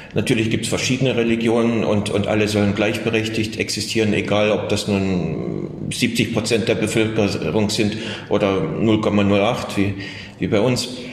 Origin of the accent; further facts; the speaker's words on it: Germany; first language German; moved away as an adult; also born or lived in Dresden; now in Saratov, Russia; dass ich Deutscher bin